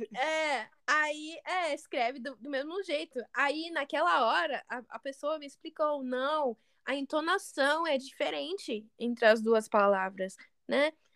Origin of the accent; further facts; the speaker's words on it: United States; accent: American; Portuguese is a second language; also born or lived in Brazil; meu sotaque parece bem americano